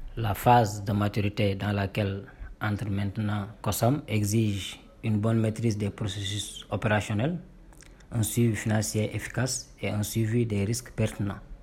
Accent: Sweden; also born or lived in Denmark / China / Paris; now in Poland

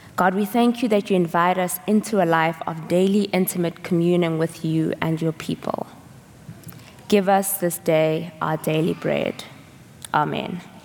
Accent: South Africa; moved away; I'm from South Africa

